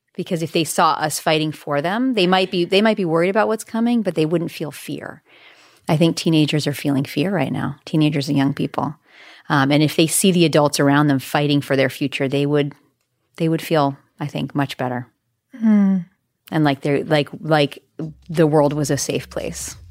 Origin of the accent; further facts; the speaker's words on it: Bozeman, Montana, United States; I grew up in Bozeman, Montana